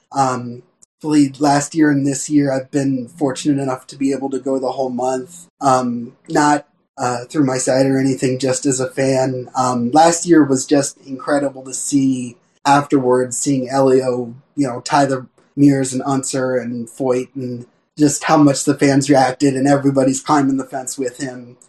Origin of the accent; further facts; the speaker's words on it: Bethlehem, Pennsylvania, United States; moved away as an adult; also born or lived in Indiana; I was born in Bethlehem, Pennsylvania, right near Nazareth Speedway